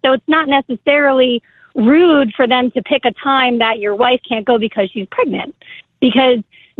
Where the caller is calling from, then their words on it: New Jersey, United States; I'm from New Jersey.